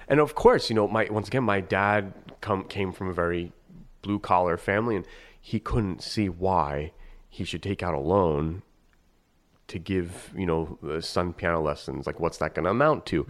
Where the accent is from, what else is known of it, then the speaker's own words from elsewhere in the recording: northeastern Pennsylvania, United States; also born or lived in New York; we moved, and so I, I essentially grew up in northeastern Pennsylvania in a New York house